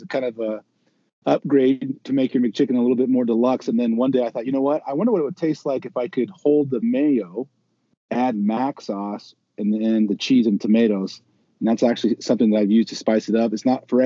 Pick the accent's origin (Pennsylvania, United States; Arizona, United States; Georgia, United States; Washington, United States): Washington, United States; Eastern; I am from Eastern Washington